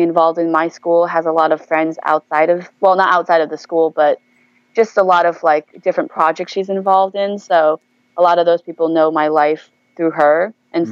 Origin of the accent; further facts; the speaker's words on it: New Hampshire, United States; moved away as an adult; also born or lived in Kunming, China / Wisconsin; now in Seattle, United States; I grew up in a small town in New Hampshire, so New England, um, mm-hmm. and I spent ma- the majority of my life there